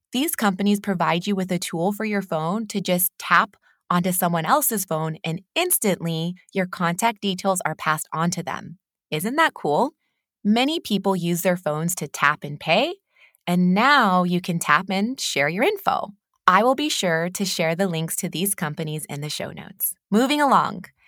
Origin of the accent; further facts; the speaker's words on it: California, United States; moved away as an adult; now in Newcastle, United Kingdom; I am a California native